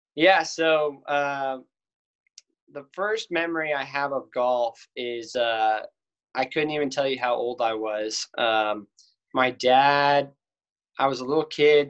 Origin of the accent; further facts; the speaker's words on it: Cedar Park, Texas, United States; I'm from Cedar Park